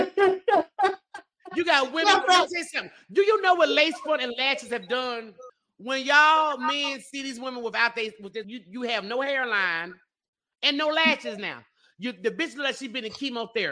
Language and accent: English; United States; me being American Negro